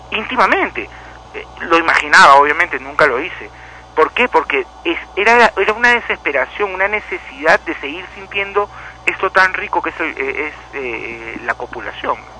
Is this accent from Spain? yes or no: no; Lima, Peru; cuando era pequeño y vivía en Lima